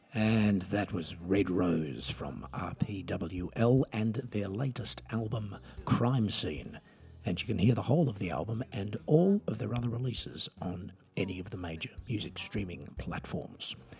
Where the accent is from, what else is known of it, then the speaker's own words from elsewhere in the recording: Australia; I'm an Australian singer songwriter